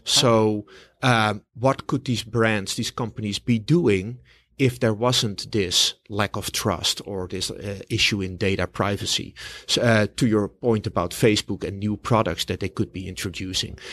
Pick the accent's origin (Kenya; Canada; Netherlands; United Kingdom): Netherlands; Amsterdam, North Holland; now in New York, United States; originally from Amsterdam, the Netherlands